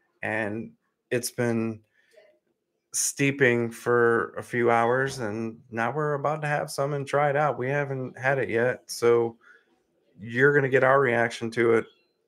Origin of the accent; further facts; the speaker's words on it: Scotland, United Kingdom; I'm Scottish. I can say it however I want.